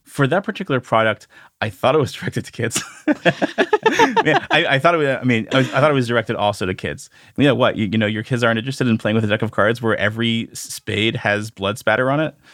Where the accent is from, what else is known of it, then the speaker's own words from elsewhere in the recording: Canada; I grew up in Canada